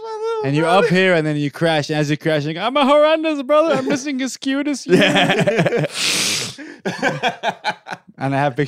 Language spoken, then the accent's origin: English; Syria; now in Detroit, United States; that's because I'm Arab. Because I mentioned, I have a joke, I moved from Syria to Detroit and it was a worse move.